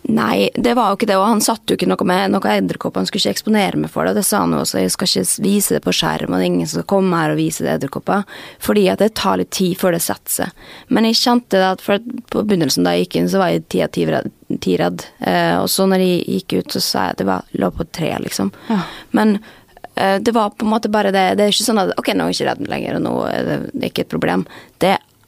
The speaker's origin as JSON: {"language": "Norwegian", "town": "Molde", "region": "Møre og Romsdal", "country": "Norway", "moved": "yes", "lives_now": "Oslo, Norway", "said": "jeg er jo fra Molde"}